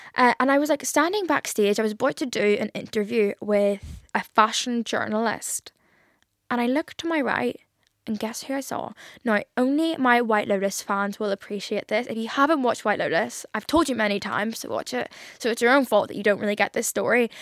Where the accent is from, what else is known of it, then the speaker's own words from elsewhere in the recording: Ireland; I'm Irish and I can't even put on an Irish accent.